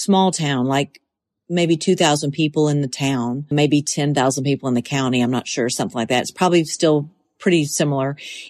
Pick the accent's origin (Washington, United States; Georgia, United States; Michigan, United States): Georgia, United States; Monticello; now in Tennessee, United States; I'll always be from Monticello, Georgia.